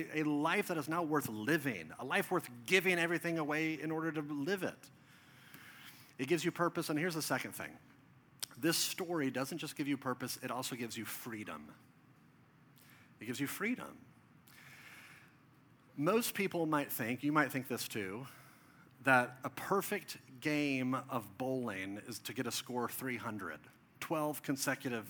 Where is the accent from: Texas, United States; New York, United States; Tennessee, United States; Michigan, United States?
Texas, United States; Dallas; This is in Plano, Texas, just north of where I grew up in Dallas